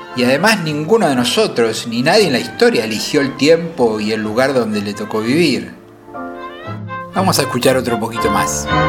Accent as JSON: {"language": "Spanish", "region": "Buenos Aires", "country": "Argentina", "tie": "born or raised there", "said": "yo nací en Parque Patricios, entre Parque Patricios y Pompeya"}